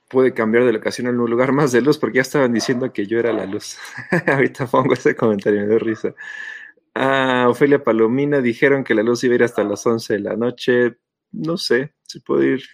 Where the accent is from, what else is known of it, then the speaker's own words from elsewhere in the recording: Calacoaya, State of Mexico, Mexico; born there; Hermano Rosita, yo nací en Calacuaya.